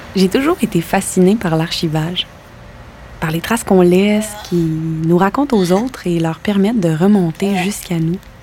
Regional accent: Quebec City, Quebec, Canada; moved away as an adult; also born or lived in Saint-Hyacinthe; now in Montreal, Canada; À 18 ans, j'ai quitté Québec pour aller à Sainte-Hyacinthe suivre une formation en théâtre

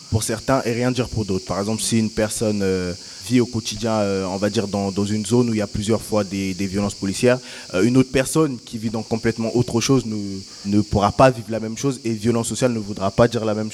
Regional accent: Argentina; Moi, je viens d'Argentine, donc ça fait penser aussi à ça.

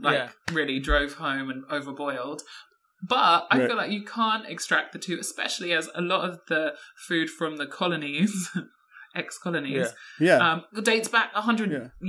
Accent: United Kingdom

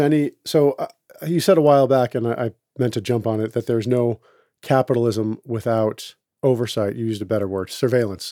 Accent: Boston, Massachusetts, United States; I'm from Boston

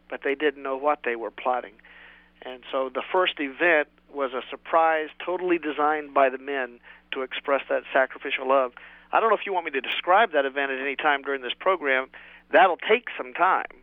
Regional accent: West Virginia, United States; moved away; I'm a hillbilly from West Virginia originally

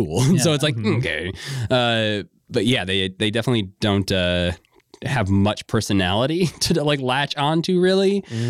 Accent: Chicago, Illinois, United States; born or raised there

